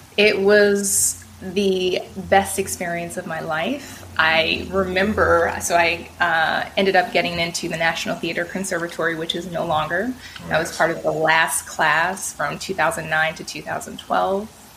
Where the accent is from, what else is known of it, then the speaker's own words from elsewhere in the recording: Oakland, California, United States; I'm born and raised in Oakland, California